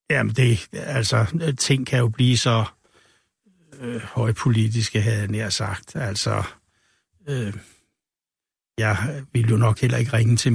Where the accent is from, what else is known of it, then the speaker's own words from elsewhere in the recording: Humlebæk, Capital Region of Denmark, Denmark; Hun er altså- fra Nordjylland, og jeg er fra Humlebæk.